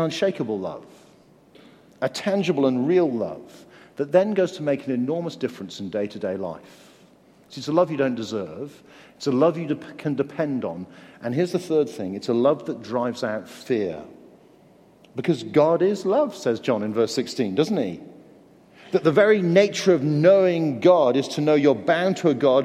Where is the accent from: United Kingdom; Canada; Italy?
United Kingdom; Guildford, South East England; also born or lived in Canterbury, Kent; I grew up in Guildford in Surrey.